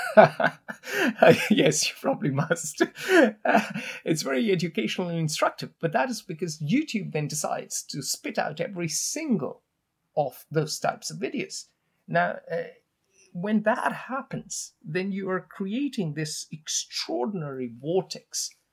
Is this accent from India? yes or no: yes; India; now in United States; I come from India.